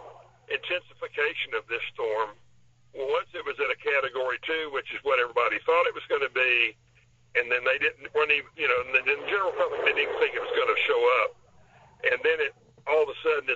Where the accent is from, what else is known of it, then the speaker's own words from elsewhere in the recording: Panama City, Florida, United States; I was born and raised in Panama City